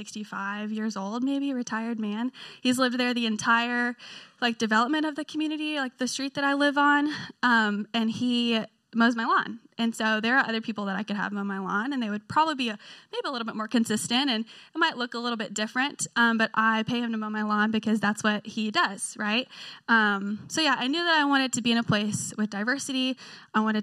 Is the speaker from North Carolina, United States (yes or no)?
no; Memphis, Tennessee, United States; moved away as an adult; now in Knoxville, United States; I'm originally from Memphis, Tennessee. That's where I grew up.